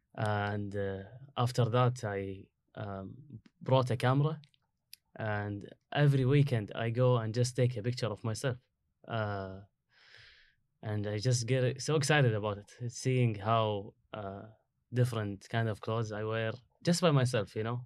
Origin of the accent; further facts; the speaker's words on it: Kuwait; English is a second language; moved away as an adult; now in United States; I came from Kuwait